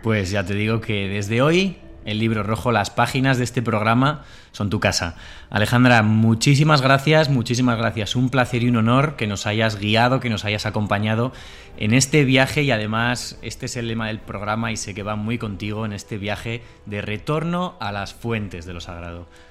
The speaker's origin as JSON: {"language": "Spanish", "town": "Bilbao", "region": "Basque Country", "country": "Spain", "tie": "born or raised there", "also_born_or_lived": "Burgos", "moved": "yes", "lives_now": "Córdoba, Spain", "said": "cordobés de adopción, burgalés, bilbaíno de nacimiento, medio bilbaíno, medio burgalés"}